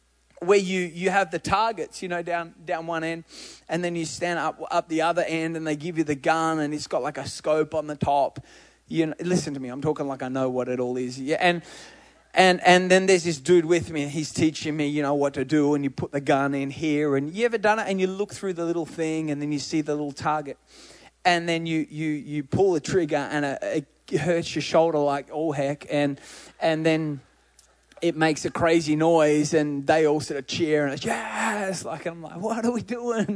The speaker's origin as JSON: {"language": "English", "country": "Australia", "said": "I'm Australian"}